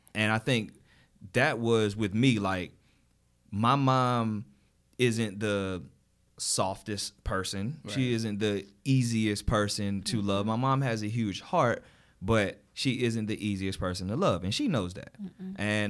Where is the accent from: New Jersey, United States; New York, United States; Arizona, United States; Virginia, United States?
New Jersey, United States; Jersey City; I live in Jersey City. So I'm originally from Jersey City.